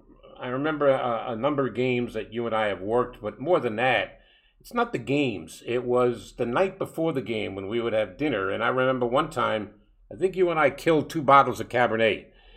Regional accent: New York City, New York, United States; when I was a young kid growing up in Brooklyn

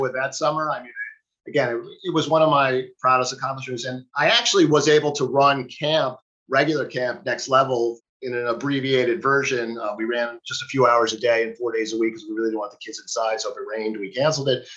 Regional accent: New York City, New York, United States; also born or lived in New England; I grew up in Manhattan

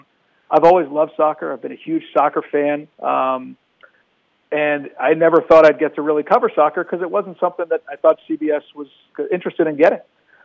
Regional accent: Washington, District of Columbia, United States; I grew up in Washington, DC

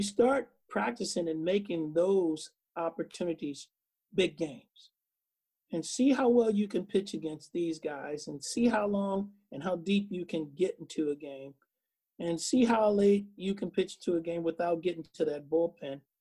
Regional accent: Oakland, California, United States; I grew up in Oakland. Used to sneak in the ballpark.

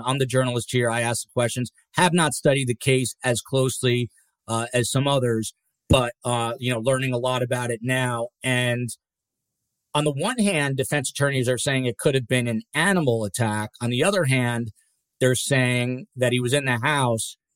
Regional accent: New Jersey, United States; shout out to Jersey Jen Castaldi from my home state, right here. That's my Jersey hat

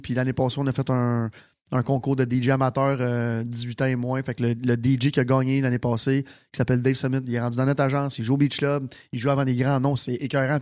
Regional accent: Sainte-Martine, Quebec, Canada; je viens de Sainte-Martine

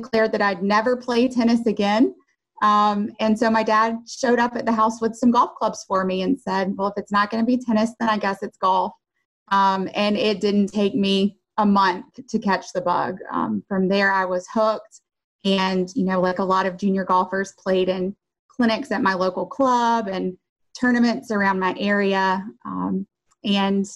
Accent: Covington, Georgia, United States; moved away as an adult; also born or lived in Winston-Salem, North Carolina; Covington, Georgia, which is ironically my hometown.

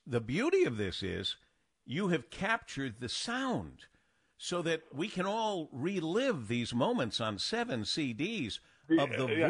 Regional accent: Michigan, United States; I said, I'm from Michigan.

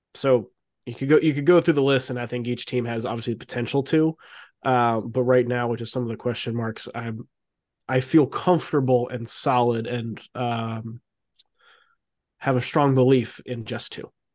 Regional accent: Raleigh, North Carolina, United States; I grew up here in in Raleigh

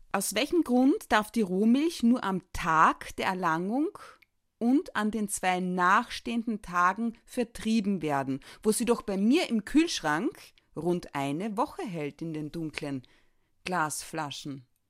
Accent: Carinthia, Austria; moved away; als gebürtige Kärntnerin

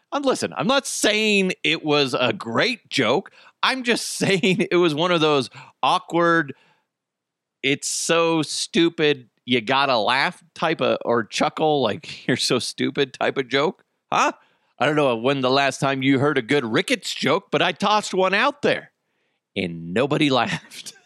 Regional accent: United States; we're Americans

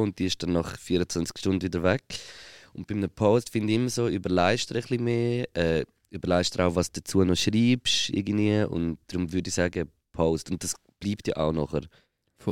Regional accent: Switzerland; als Schweizer Musiker

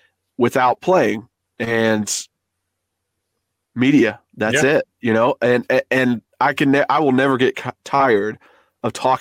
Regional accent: Oak Ridge, Tennessee, United States; also born or lived in Knoxville, Tennessee; I am from Knoxville, grew up in a town called Oak Ridge, right outside

